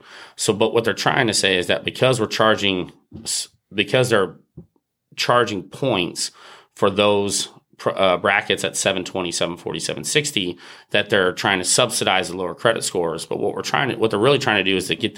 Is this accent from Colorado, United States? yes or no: no; Murphysboro, Illinois, United States; moved away; I was able to open an office in my hometown